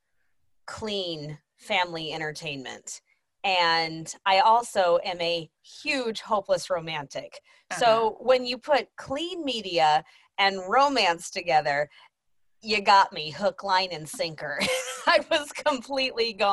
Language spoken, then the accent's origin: English; Texas, United States; I'm from Texas